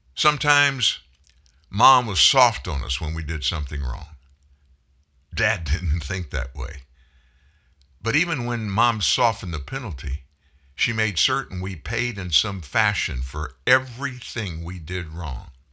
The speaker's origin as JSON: {"language": "English", "region": "South Louisiana", "country": "United States", "tie": "born or raised there", "said": "I grew up in Louisiana, South Louisiana, be specific."}